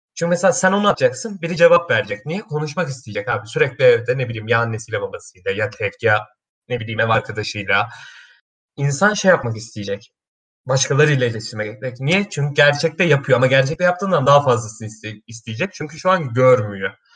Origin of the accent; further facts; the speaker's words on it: Kastamonu, Turkey; now in Istanbul, Turkey; Kastamonluyum aslen.